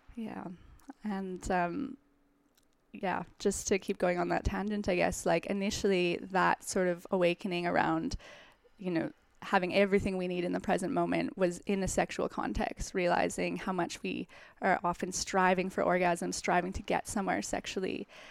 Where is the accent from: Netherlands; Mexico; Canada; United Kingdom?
Canada; Calgary, Alberta; now in New York, United States; I'm from Calgary, Canada